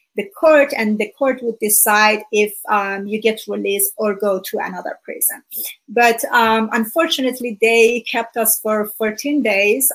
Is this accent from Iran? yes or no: yes; Iran; first language Persian; English is a second language; moved away as an adult; now in United States; I'm originally from Iran. Uh, for about 30 years, I lived there. And I was born just a few months before the Iranian Revolution in 1979